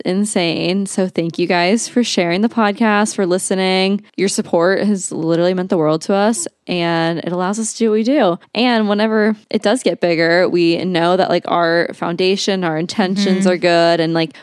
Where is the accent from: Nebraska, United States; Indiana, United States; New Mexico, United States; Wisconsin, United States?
Nebraska, United States; Omaha; We are originally from Omaha, Nebraska